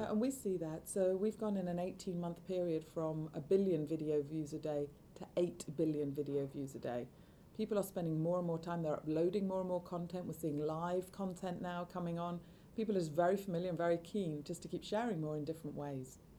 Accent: Manchester, North West England, United Kingdom; I grew up in Manchester

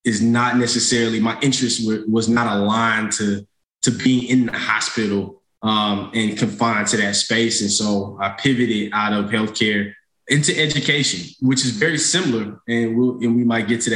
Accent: St. Louis, Missouri, United States; moved away as an adult; also born or lived in North Carolina; I'm originally from St. Louis, Missouri, from the north side of St. Louis. Grew up in St. Louis Public Schools

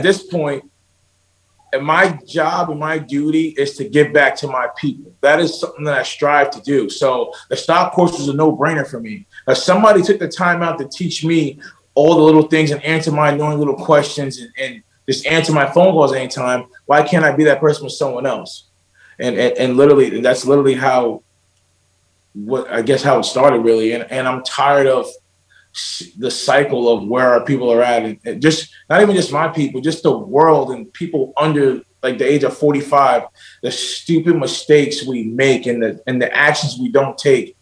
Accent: Central New Jersey, United States; moved away; also born or lived in Fredericksburg, Virginia / San Diego; I'm from Central New Jersey

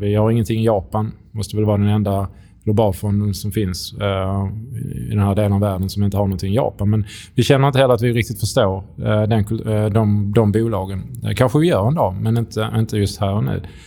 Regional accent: Skåne, Sweden; accent: Scanian; kom från Skåne

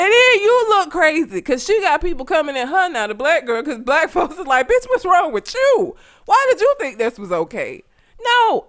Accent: Talladega, Alabama, United States; I grew up in Talladega. Do you know how fucking white Talladega is?

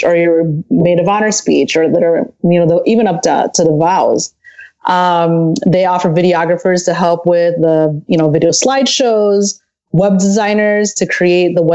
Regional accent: a little town outside of Chicago, Illinois, United States; moved away as an adult; now in Southern California, United States; I'm actually originally from a little town outside of Chicago, Illinois, and I moved down here to Southern California about 9 years ago

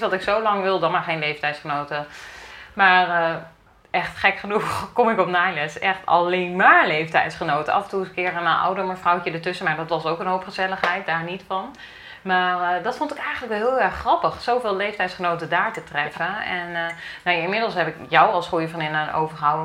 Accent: Achterhoek, Gelderland, Netherlands; moved away as an adult; now in Ede, Netherlands; ik kom uit de Achterhoek en we gingen in Ede wonen.

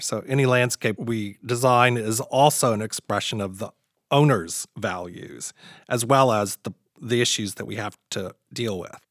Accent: Crestwood, Kentucky, United States; I grew up very, very, very humble beginnings outside of Louisville, Kentucky

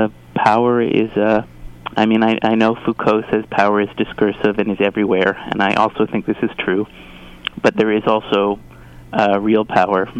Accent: Toronto, Ontario, Canada; moved away as an adult; now in Montreal, Canada; I grew up in Toronto

